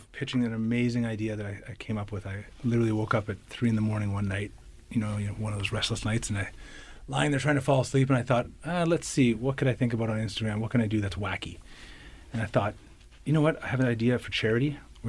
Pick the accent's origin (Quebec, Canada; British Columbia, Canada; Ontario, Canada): Ontario, Canada; Ottawa; moved away as an adult; now in Winnipeg, Canada; I am from Ottawa.